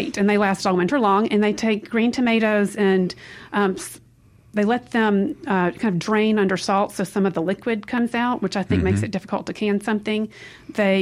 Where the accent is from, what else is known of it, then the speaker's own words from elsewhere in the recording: Mississippi, United States; moved away as an adult; now in Italy; I definitely feel that I'm a product of Mississippi